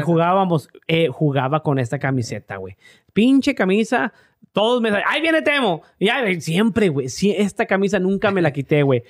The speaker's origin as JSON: {"language": "Spanish", "region": "Tamaulipas", "country": "Mexico", "moved": "yes", "said": "Tamaulipas, de donde soy yo"}